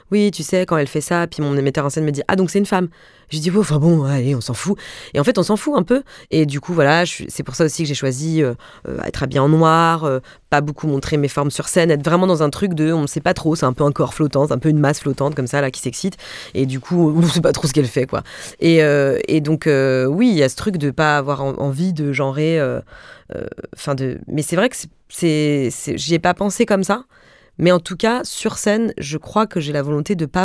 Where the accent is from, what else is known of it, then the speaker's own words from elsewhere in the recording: Mulhouse, Grand Est, France; Moi, je viens de Mulhouse et franchement, il y a 10 ans, je parlais comme ça.